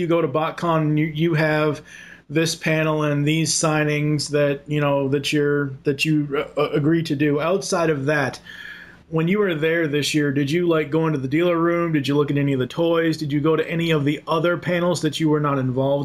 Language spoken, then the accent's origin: English; Boston, Massachusetts, United States; moved away; I'm originally from Boston